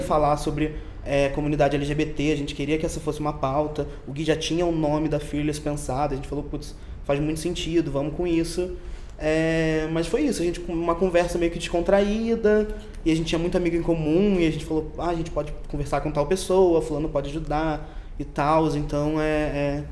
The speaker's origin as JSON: {"language": "Portuguese", "region": "Rio de Janeiro", "country": "Brazil", "accent": "chiado carioca", "moved": "yes", "lives_now": "São Paulo, Brazil", "said": "sou do Rio de Janeiro, por isso que eu chio"}